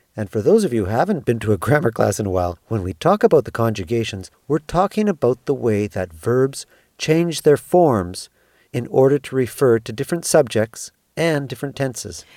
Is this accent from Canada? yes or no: yes; Canada; moved away as an adult; now in Lima, Peru; I'm Canadian, and I'm a Canadian who has not found a compelling reason to go home to his country